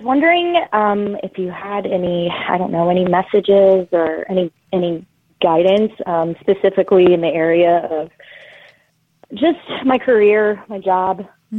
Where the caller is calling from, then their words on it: Orlando, Florida, United States; I'm calling from Orlando, Florida.